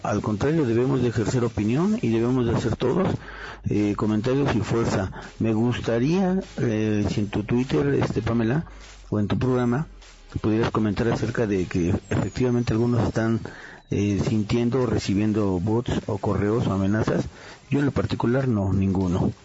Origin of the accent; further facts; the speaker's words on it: Mexico City, Mexico; los que somos chilangos